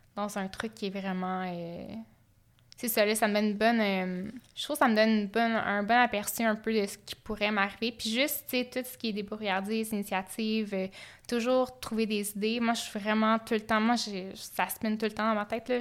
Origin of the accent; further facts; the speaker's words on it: Sherbrooke, Quebec, Canada; je viens de Sherbrooke